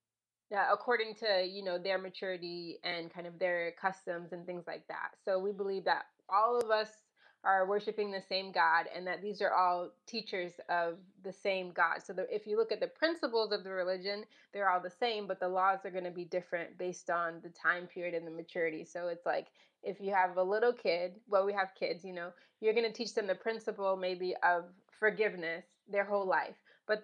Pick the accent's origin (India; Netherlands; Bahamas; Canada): Bahamas; born there; So the reason I was born in the Bahamas is that my great grandmother was pioneering to the Bahamas.